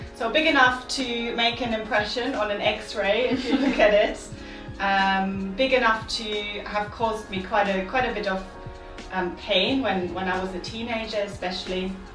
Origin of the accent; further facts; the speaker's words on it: Germany; moved away; I was growing up in Germany